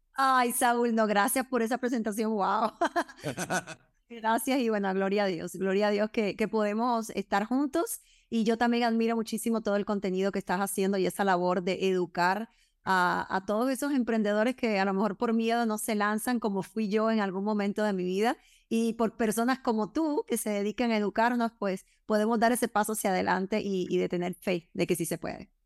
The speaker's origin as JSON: {"language": "Spanish", "country": "Cuba", "said": "yo soy cubana"}